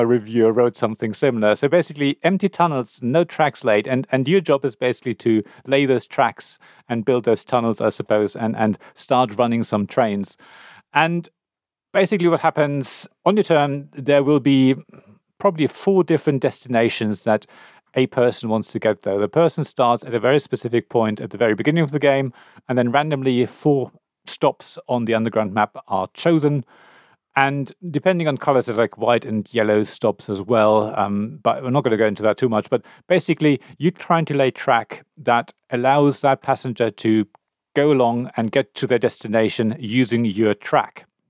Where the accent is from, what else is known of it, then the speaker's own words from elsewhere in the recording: Berlin, Germany; I come from Berlin.